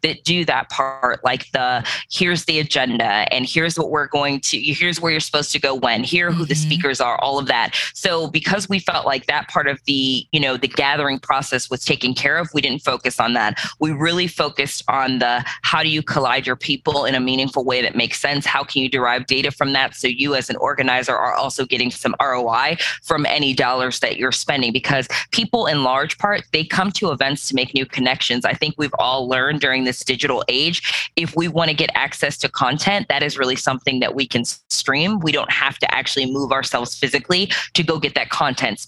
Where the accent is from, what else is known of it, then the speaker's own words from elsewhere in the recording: Cleveland, Ohio, United States; also born or lived in New York City / Nashville, Tennessee / Birmingham; now in Atlanta, United States; originally, I come from Cleveland, Ohio